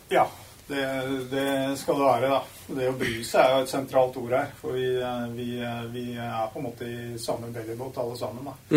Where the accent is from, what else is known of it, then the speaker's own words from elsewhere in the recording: Dokka, Innlandet, Norway; Jeg er jo vokst opp i litt grisgrendt strøk